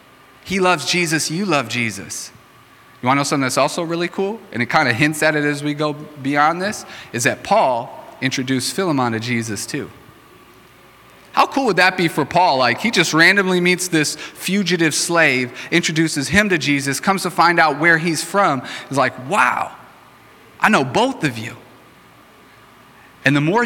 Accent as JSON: {"language": "English", "town": "Racine", "region": "Wisconsin", "country": "United States", "tie": "born or raised there", "said": "I grew up in Racine"}